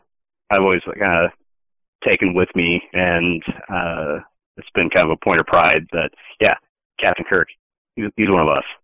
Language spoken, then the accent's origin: English; Iowa, United States; being a kid in Iowa, proud of being from Iowa